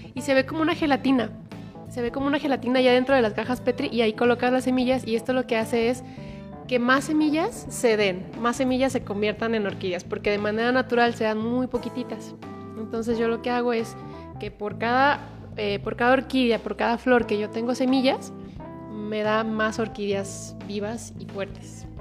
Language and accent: Spanish; Mexico; de México